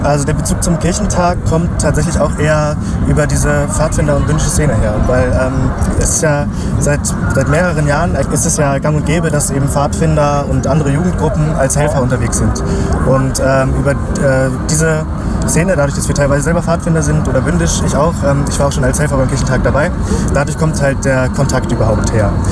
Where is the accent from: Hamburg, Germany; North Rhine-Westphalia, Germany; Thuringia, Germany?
Hamburg, Germany; ich bin in Hamburg geboren